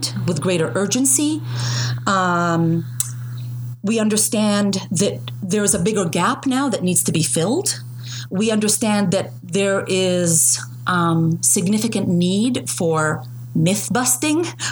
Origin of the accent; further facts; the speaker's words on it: Jordan; moved away; I was born in Jordan to Palestinian parents who became refugees in 1967